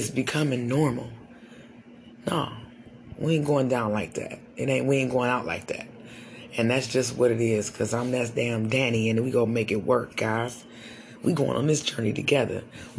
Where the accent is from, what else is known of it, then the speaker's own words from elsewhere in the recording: United States; I'm African American. Got a little Indian in me, but I'm African American